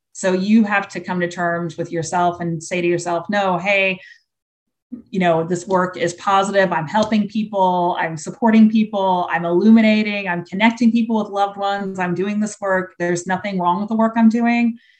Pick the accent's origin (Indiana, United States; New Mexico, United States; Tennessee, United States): Indiana, United States; now in Florida, United States; we were really blessed growing up in Indiana